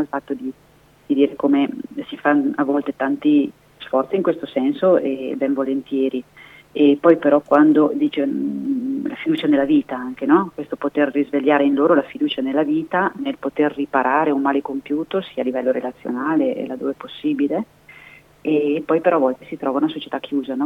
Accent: Trentino-Alto Adige, Italy; moved away as an adult; now in Brescia, Italy; non sono del Bresciano ma sono del Trentino

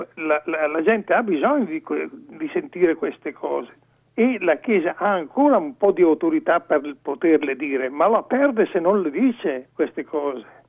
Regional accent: Lumezzane, Lombardy, Italy; io sono originario di Lumezzane

